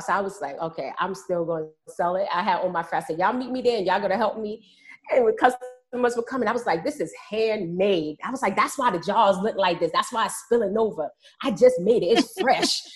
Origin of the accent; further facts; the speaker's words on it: New York City, New York, United States; I grew up in Harlem, New York